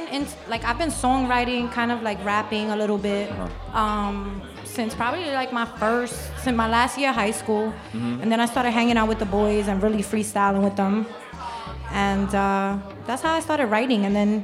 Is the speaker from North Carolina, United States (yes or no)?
no; New York City, New York, United States; also born or lived in Puerto Rico; I was born in Puerto Rico. Uh-huh. And then I moved here when I was 5. I moved to Bushwick.